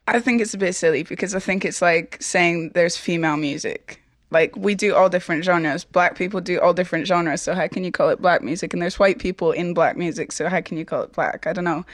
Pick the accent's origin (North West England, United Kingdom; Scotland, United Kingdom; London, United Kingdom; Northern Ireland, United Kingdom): Scotland, United Kingdom; Edinburgh; I'm from Edinburgh.